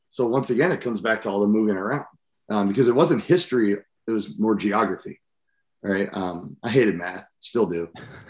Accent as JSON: {"language": "English", "town": "Seattle", "region": "Washington", "country": "United States", "tie": "born there", "said": "So I was born in Seattle, Washington, and then was all over the country."}